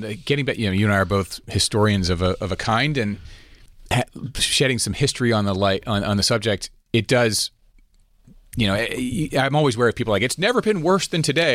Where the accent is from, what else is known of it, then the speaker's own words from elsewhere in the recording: United States; here in America